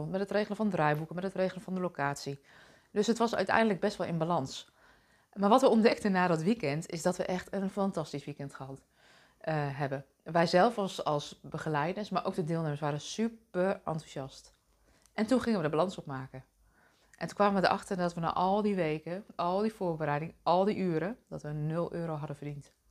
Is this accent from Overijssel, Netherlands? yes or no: yes; Deventer, Overijssel, Netherlands; born there; Ik ben zelf geboren in Deventer als oudste dochter van drie meiden